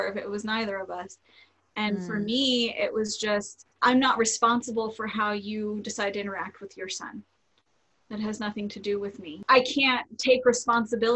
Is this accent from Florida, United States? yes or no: yes; Florida, United States; I was born and raised in Florida